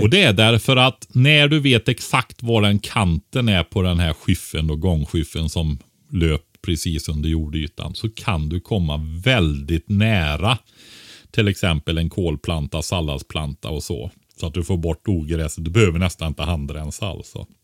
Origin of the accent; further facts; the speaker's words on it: Västergötland, Västra Götaland, Sweden; Västergötland där jag kommer från.